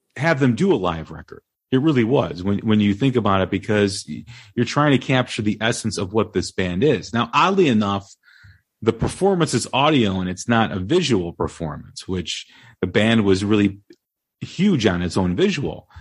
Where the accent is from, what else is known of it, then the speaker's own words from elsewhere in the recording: Des Plaines, Illinois, United States; my hometown uh, in Des Plaines, Illinois